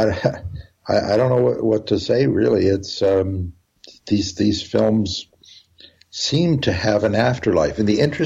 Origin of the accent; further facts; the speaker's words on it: Canada; I'm a composer, I'm a Canadian